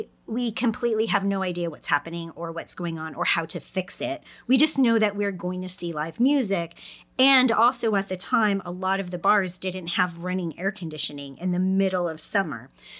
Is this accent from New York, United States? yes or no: yes; New York, United States; We're three women from New York. We know how to get dressed